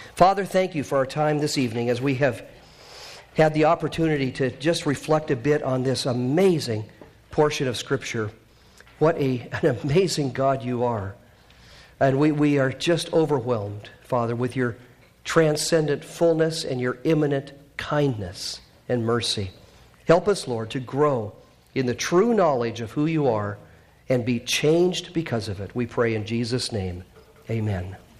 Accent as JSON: {"language": "English", "country": "Canada", "moved": "yes", "said": "I'm Canadian"}